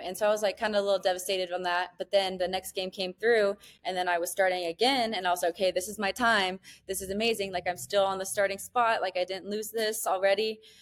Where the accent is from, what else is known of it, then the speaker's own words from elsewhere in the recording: Niceville, Florida, United States; moved away as an adult; now in Mexico; we grew up in Niceville